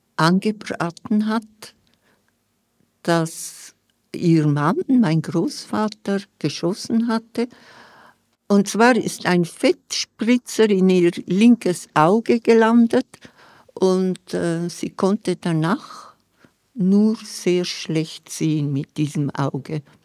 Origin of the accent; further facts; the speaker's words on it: Scuol, Graubünden, Switzerland; first language Romansh (Vallader); German is a second language; in meiner Kindheit und in meiner Jugend in Schkuhl